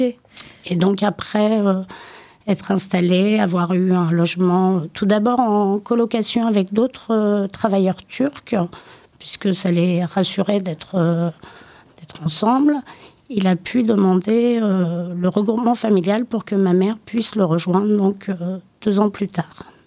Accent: Limoges, Nouvelle-Aquitaine, France; J'ai grandi à Limoges

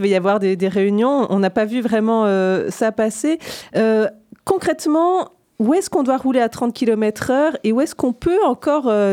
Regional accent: Besançon, Bourgogne-Franche-Comté, France; now in Poitiers, France; quand j'étais enfant à Besançon

